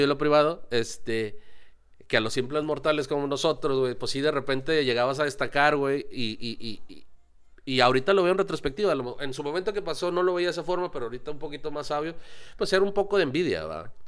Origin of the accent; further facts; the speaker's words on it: Mexico; como mexicanos